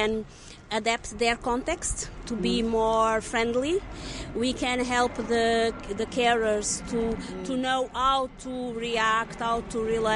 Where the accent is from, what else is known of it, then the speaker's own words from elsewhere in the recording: Lisbon, Portugal; I'm from Lisbon, Portugal, and I'm an occupational therapist